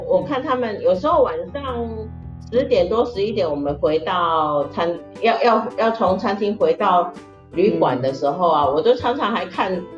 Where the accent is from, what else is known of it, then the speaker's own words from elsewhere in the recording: Taiwan; 因为我们台湾人都比较喜欢吃那，喝拿铁啦